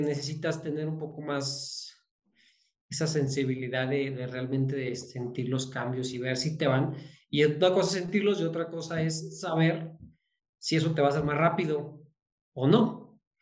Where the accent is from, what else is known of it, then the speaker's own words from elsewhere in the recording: Zacatecas, Mexico; also born or lived in Guadalajara; yo soy de Zacatecas